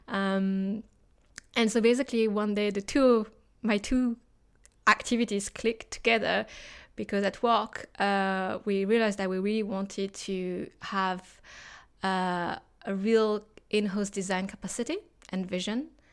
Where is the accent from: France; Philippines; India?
France; moved away as an adult; also born or lived in Hong Kong / Osaka; now in London, United Kingdom; I'm originally from France, but I live in Hong Kong, Osaka, and now I've settled in London.